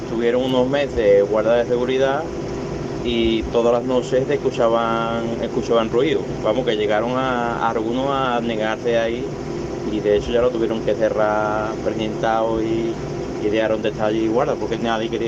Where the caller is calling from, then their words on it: Ejea de los Caballeros, Aragon, Spain; Buenos días